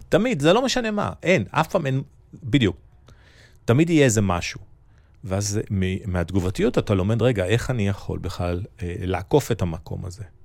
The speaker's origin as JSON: {"language": "Hebrew", "country": "Nigeria", "tie": "born or raised there", "moved": "yes", "lives_now": "Israel", "said": "נולדתי וגדלתי באפריקה"}